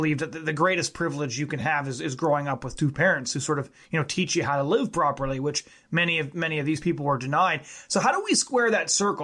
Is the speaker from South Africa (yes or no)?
no; Fraser Valley, British Columbia, Canada; I worked with a bunch of First Nations guys when I was growing up in the Fraser Valley